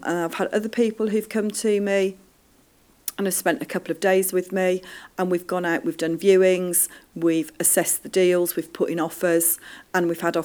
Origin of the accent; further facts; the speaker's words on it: Birmingham, West Midlands, United Kingdom; Birmingham now, I am so happy, is my hometown.